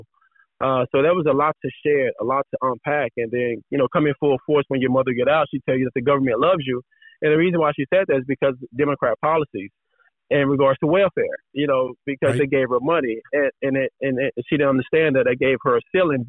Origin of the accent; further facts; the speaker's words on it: Dallas, Texas, United States; moved away as an adult; now in California, United States; I was originally from Dallas, Texas